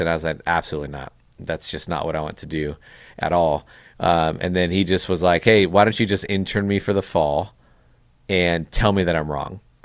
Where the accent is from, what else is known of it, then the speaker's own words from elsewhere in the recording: Chino, California, United States; Chino's where I, I, uh, born and raised, still live there now